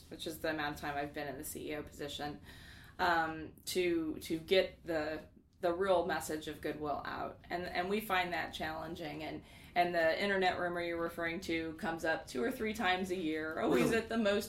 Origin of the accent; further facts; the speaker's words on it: Kansas City, Missouri, United States; also born or lived in Lawrence, Kansas; I'm a Missouri native and I've lived in Kansas City with the exception of a few years in Lawrence since I was 7